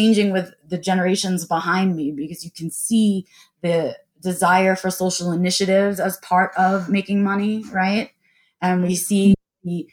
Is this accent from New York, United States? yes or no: yes; New York, United States; I was born and raised in New York